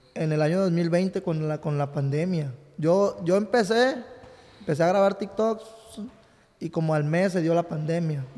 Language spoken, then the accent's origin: Spanish; Ciudad Guzmán, Jalisco, Mexico; also born or lived in Texas; now in California, United States; Yo nací en Jalisco, en Ciudad Guzmán, Jalisco, nací por ahí